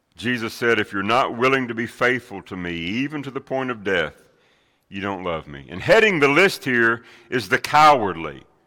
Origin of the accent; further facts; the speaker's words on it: Middle Tennessee, United States; Growing up in Middle Tennessee